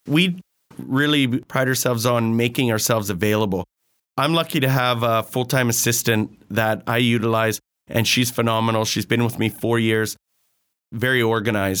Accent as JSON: {"language": "English", "town": "Grande Prairie", "region": "Alberta", "country": "Canada", "tie": "born or raised there", "said": "born and raised in Grand Prairie."}